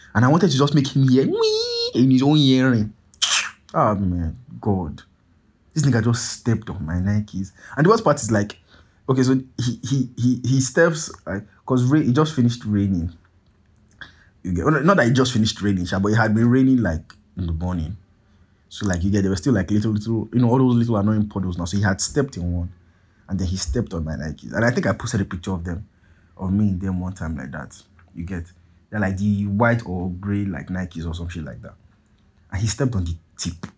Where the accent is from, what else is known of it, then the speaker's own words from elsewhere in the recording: Nigeria; I'm Nigerian